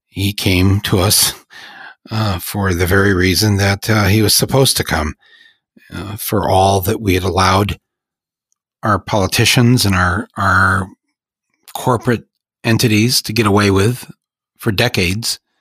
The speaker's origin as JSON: {"language": "English", "country": "United States"}